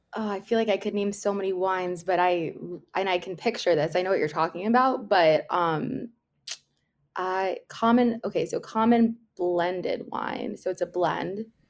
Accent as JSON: {"language": "English", "town": "Miami", "region": "Florida", "country": "United States", "said": "I'm from Florida, but, like, the Miami area"}